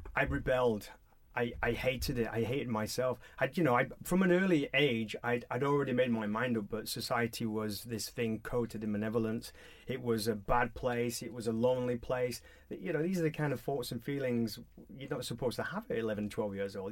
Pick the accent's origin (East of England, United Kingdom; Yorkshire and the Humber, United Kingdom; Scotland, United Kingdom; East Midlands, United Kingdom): Yorkshire and the Humber, United Kingdom; Halifax; I was brought up in Booth Town in Halifax, West Yorkshire